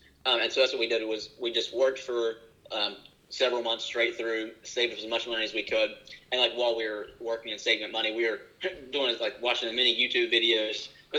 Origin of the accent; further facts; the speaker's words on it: West Virginia, United States; being from West Virginia and growing up in the Appalachian Mountains